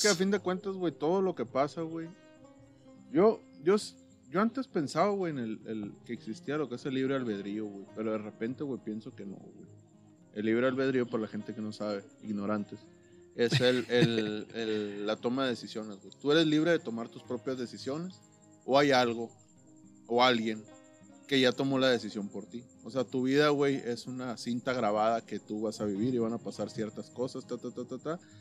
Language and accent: Spanish; Caborca, Sonora, Mexico; yo vengo de Caboca